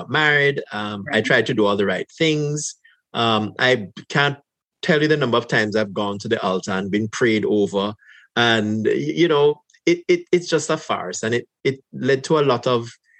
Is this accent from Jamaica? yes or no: yes; Jamaica; moved away as an adult; now in Canada; growing up in Jamaica